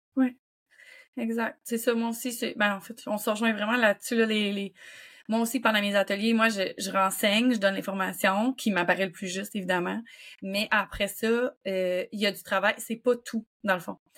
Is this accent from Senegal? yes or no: no; Quebec City, Quebec, Canada; je viens de Québec